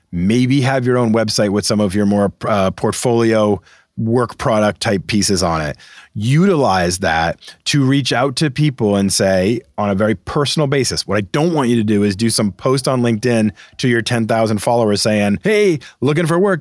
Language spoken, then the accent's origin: English; Boston, Massachusetts, United States; I'm from Boston.